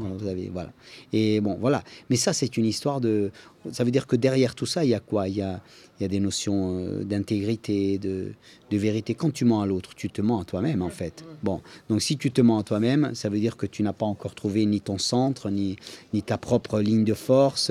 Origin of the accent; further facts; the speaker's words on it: Corsica, France; Je viens de Corse